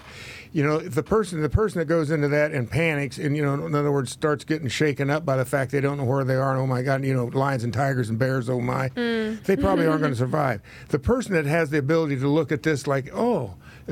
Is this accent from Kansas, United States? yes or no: yes; Kansas, United States; I grew up in Kansas